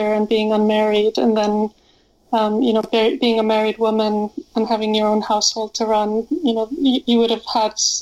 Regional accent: Iceland; I'm from Iceland, and in Iceland you hear about Vikings growing up, and you have to read Viking literature or sagas and poetry in school.

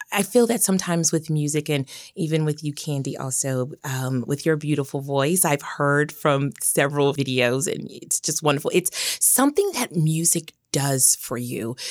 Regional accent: Memphis, Tennessee, United States; accent: Southern; moved away as an adult; also born or lived in Boston; I was born and raised in Memphis, Tennessee. Love my hometown

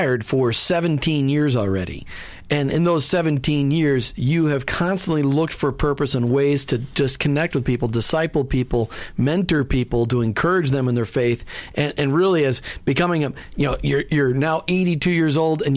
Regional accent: Minnesota, United States; I grew up in Minnesota

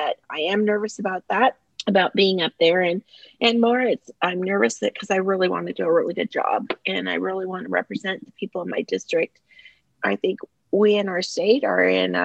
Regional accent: Whitefish, Montana, United States; moved away as an adult; also born or lived in Southern California / Washington; now in Nevada, United States; I grew up in Whitefish, Montana

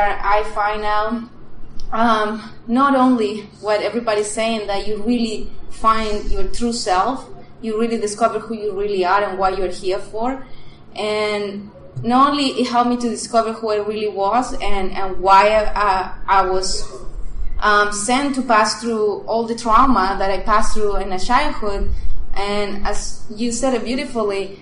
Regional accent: Chile; English is a second language; moved away as an adult; now in United States; I'm originally from Chile. I moved here to the U.S.

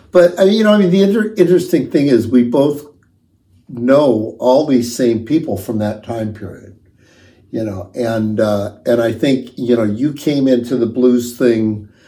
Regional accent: Los Angeles, California, United States; Well, I'm from L.A.

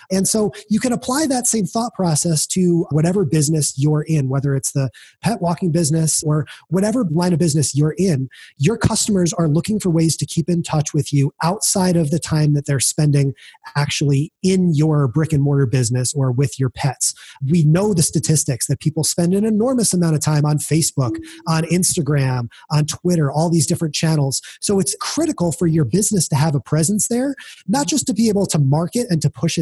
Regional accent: New York, United States; moved away as an adult; also born or lived in Binghamton, New York; now in Greenville, United States; I'm originally from New York

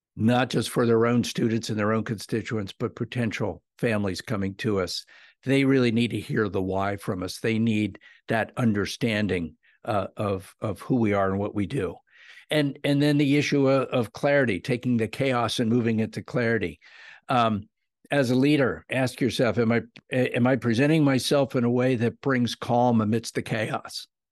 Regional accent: South Central Pennsylvania, United States; I grew up in South Central Pennsylvania.

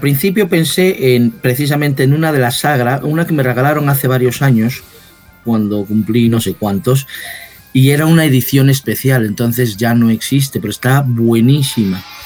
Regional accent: Mexico; now in Madrid, Spain; como crecí en México, pues uso también mucho la palabra chela

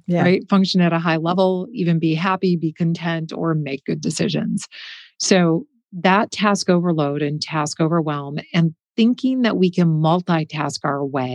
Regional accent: Midwest, United States; moved away; I come from the Midwest. We're pretty stoic.

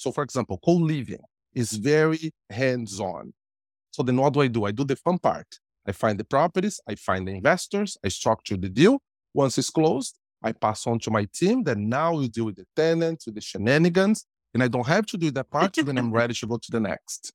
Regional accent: Brazil; English is a second language; moved away as an adult; now in Canada; I am Brazilian by birth, but I'm Canadian by choice

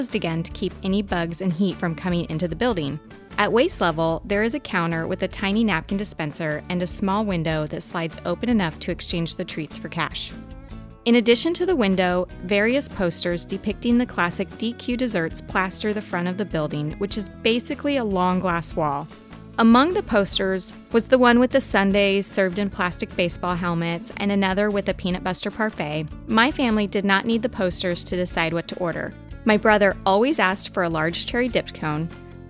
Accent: Leavenworth, United States; The 1950s-style walk-up Dairy Queen is a staple in downtown Leavenworth, where I grew up.

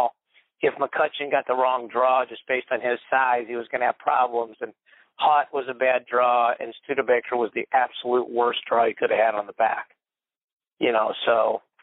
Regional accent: St. Louis, Missouri, United States; I'm from St. Louis

